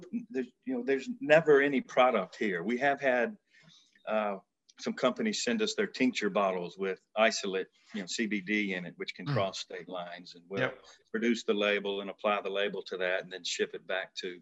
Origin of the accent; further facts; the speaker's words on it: Alabama, United States; we are from Alabama